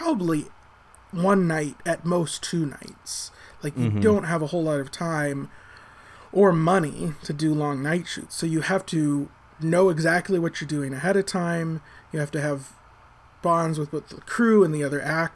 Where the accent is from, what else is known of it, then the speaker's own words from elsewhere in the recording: United States; I'm American